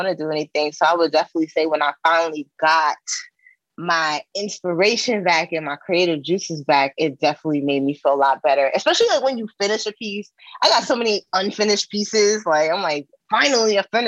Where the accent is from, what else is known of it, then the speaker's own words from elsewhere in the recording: New York City, New York, United States; moved away as an adult; now in California, United States; me growing up in New York. I'm originally from Queens.